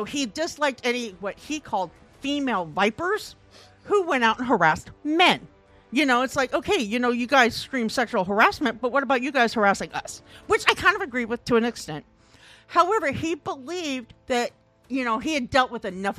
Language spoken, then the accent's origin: English; Midwest, United States; now in Portland, United States; I'm from the Midwest